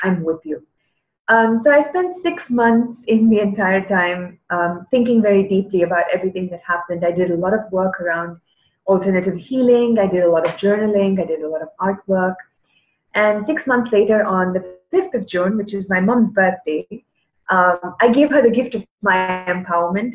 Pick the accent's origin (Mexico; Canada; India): India; Chennai, Tamil Nadu; I am from Chennai, from South India.